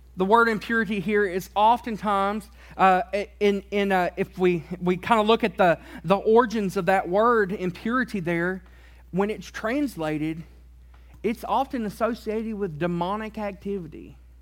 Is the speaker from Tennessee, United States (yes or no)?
yes; Tennessee, United States; I grew up in Tennessee